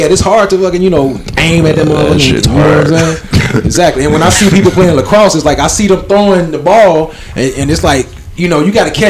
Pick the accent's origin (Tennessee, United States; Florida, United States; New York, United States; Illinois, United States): Illinois, United States; Chicago; we grew up in Chicago, like any other urban environment.